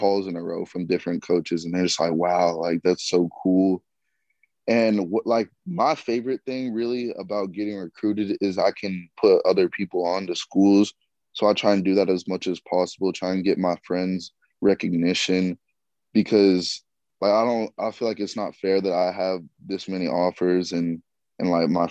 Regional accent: Austin, Texas, United States; now in Fayetteville, United States; I'm from Austin, Texas.

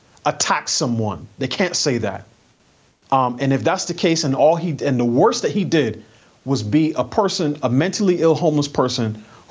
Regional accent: New York City, New York, United States; And I grew up in New York City.

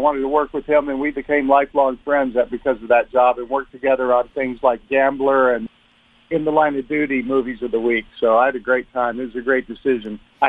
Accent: Dallas, Texas, United States; I love Texas, and I loved growing up there. I had such a great time. My family's been in Texas for 180 years or something like that. So we go way back to the founding of Texas.

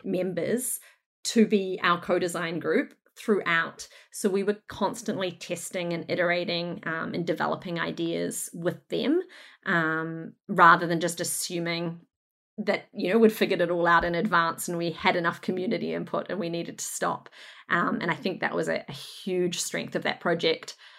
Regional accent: Northland, New Zealand; moved away as an adult; also born or lived in Brunswick, Melbourne, Australia; now in Melbourne, Australia; I hail from Northland in New Zealand, Aotearoa, where I, um, was very fortunate to, to grow up and get educated and work for a little bit.

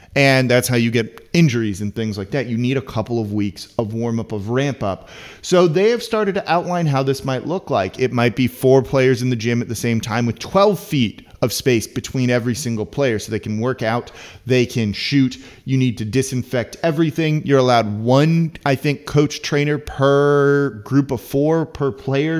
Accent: Los Angeles, California, United States; now in New Orleans, United States; I'm from Los Angeles.

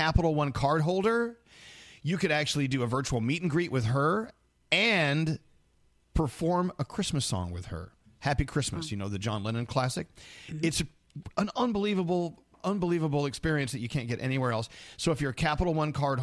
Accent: the South, United States; now in New York, United States; I'm from the South

